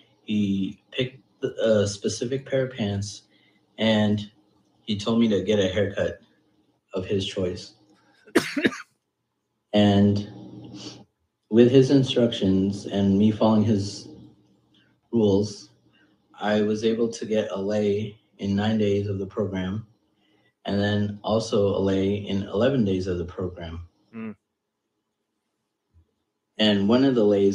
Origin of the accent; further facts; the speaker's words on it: United States; I am Indian American. I am 5'5", and I'm from the United States